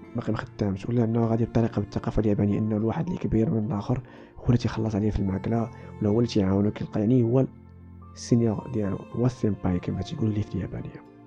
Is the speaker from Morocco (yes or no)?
yes; Morocco; عندنا في المغرب